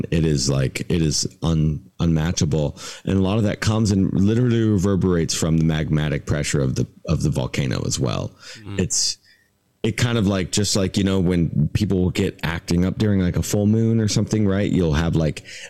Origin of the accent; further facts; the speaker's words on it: Southwest Washington, United States; also born or lived in Port Angeles, Washington / Bellingham, Washington / Trinity County, California; now in Hawaii, United States; having lived in Bellingham and grown up in Southwest Washington.